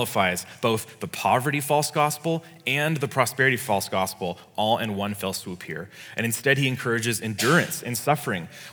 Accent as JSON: {"language": "English", "region": "California", "country": "United States", "said": "as a Californian"}